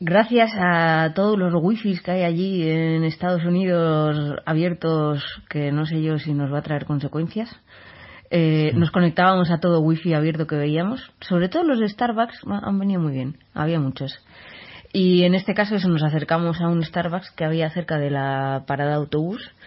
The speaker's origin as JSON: {"language": "Spanish", "town": "San Sebastián", "region": "Basque Country", "country": "Spain", "said": "yo soy de San Sebastián"}